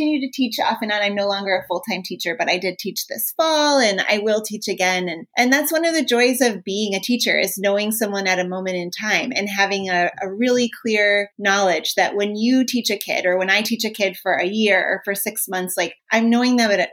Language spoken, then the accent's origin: English; Minnesota, United States; I'm from Minnesota